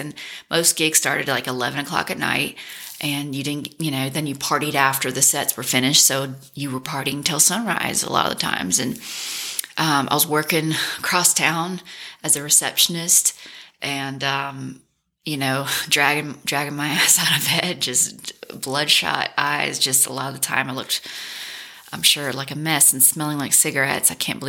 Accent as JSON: {"language": "English", "town": "Memphis", "region": "Tennessee", "country": "United States", "tie": "born or raised there", "also_born_or_lived": "New Orleans", "said": "learning more and more about Memphis and falling back in love with my hometown."}